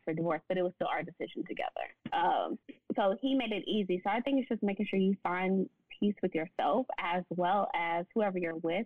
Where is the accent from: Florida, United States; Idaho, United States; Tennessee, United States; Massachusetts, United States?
Tennessee, United States; Nashville; moved away as an adult; now in Dallas, United States; I'm from Nashville, so I moved to Dallas